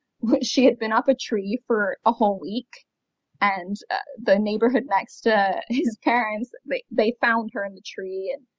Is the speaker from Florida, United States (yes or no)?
yes; Florida, United States; also born or lived in London; my hometown in Florida.